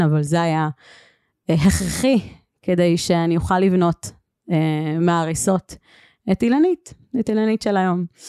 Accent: Northern Israel, Israel; moved away as an adult; גרתי בצפון 18 שנה

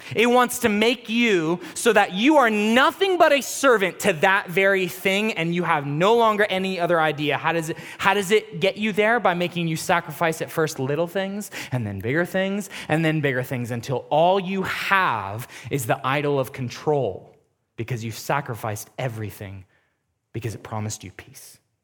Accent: United States; being an American Christian

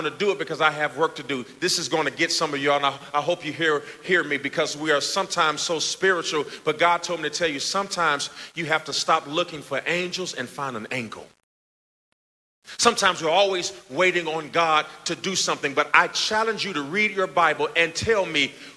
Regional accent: Gary, Indiana, United States; moved away; I'm from Gary, Indiana. My mother worked at fast food restaurants all of our life

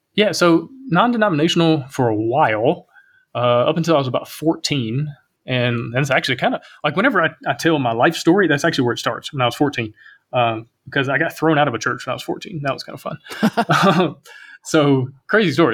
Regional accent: Alabama, United States; also born or lived in Kentucky; growing up in Alabama

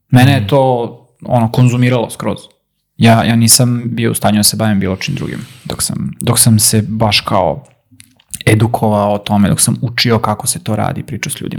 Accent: Vojvodina, Serbia; kod nas gore u Vojvodini

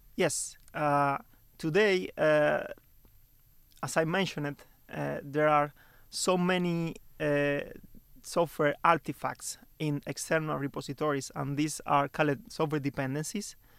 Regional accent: Santa Clara, Villa Clara, Cuba; moved away as an adult; now in Stockholm, Sweden; I'm from Cuba

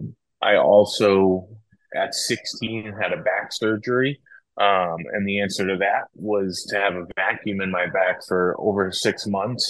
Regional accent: Franklin, Massachusetts, United States; moved away as an adult; also born or lived in Atlanta / Texas; I grew up, born and raised in Franklin, Massachusetts

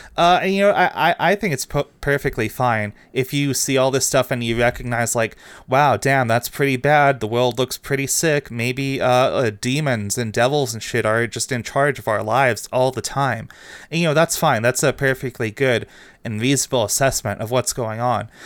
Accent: Canada; as a Canadian

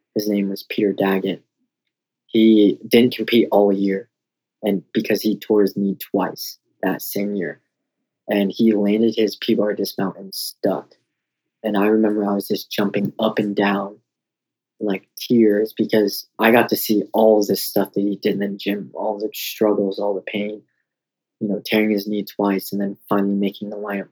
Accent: Denver, Colorado, United States; also born or lived in Oklahoma; I would just move back to my hometown in Colorado

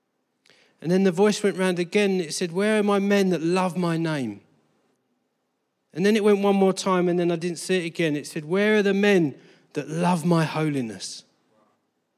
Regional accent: Harlow, East of England, United Kingdom; also born or lived in Colchester, Essex / Brazil; I was born in Harlow.

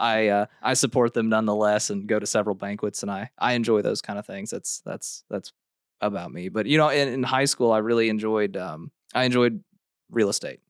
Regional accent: Hannibal, Missouri, United States; I grew up in Hannibal, Missouri

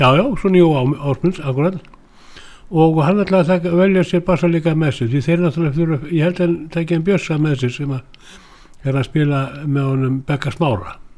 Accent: Reykjavík, Capital Region, Iceland; moved away as an adult; now in Patreksfjörður, Iceland; ég fættur upp hann í Reykjavík

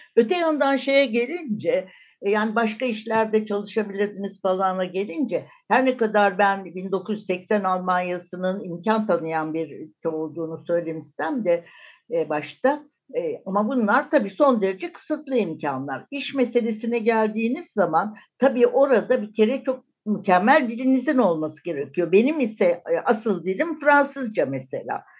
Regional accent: Turkey; moved away as an adult; also born or lived in Germany; Türk'üm, Türkiye'den geliyorum

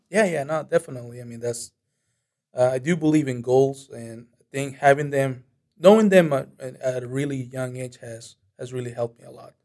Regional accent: Monterrey, Nuevo León, Mexico; now in United States; My hometown is uh, Monterrey

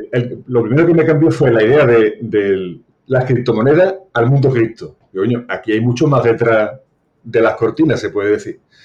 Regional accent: Seville, Andalusia, Spain; soy de Sevilla

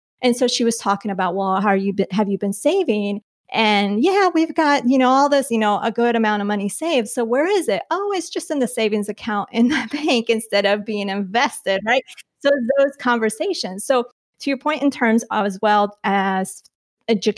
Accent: Colombia; moved away; I was born in Colombia.

